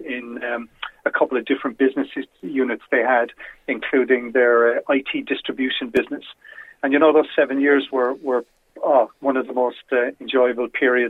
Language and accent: English; Cork, Munster, Ireland; also born or lived in Dublin; I'm a Corkonian